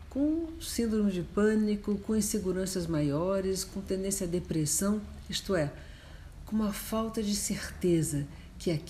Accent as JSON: {"language": "Portuguese", "region": "New York", "country": "United States", "tie": "born there", "said": "Quando eu nasci em Nova York, o Dr. Spock era o grande responsável por esse tipo de atitude."}